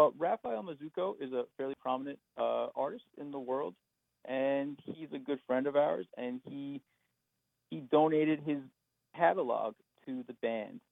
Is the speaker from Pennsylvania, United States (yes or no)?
no; Montauk, New York, United States; growing up on the East End as a kid